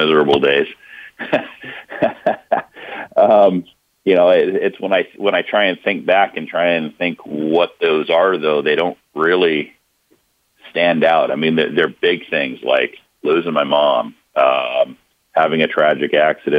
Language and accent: English; Hawaii, United States; moved away; I grew up in Hawaii.